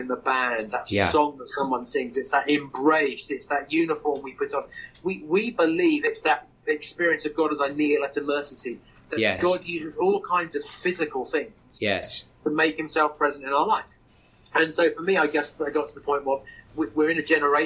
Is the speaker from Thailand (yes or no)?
no; Portsmouth, South East England, United Kingdom; I also went to a cathedral school, in Portsmouth